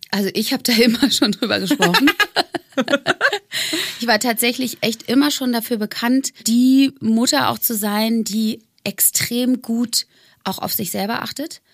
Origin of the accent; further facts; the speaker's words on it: Bonn, North Rhine-Westphalia, Germany; moved away; aufs Friedrich-Ebert-Gymnasium in Bonn, wo ich aufgewachsen bin, gegangen